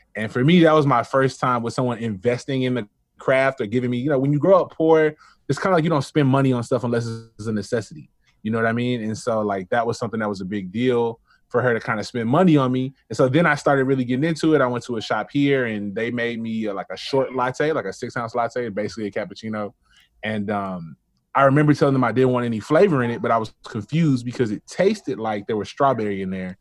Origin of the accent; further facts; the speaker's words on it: Memphis, Tennessee, United States; growing up for me as a Black male in Memphis, um, I grew up in White Haven